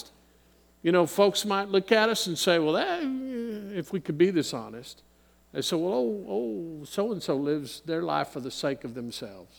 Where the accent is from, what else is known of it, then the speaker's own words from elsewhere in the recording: San Antonio, Texas, United States; I was born in 1959 in San Antonio, Texas